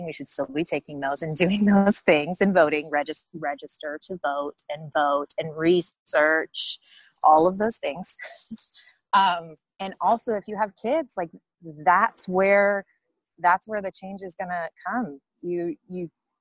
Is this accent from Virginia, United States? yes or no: no; the Bay Area, California, United States; now in San Diego, United States; I'm not from San Diego, I am from the Bay Area. But I have lived here for, gosh, I think over a decade now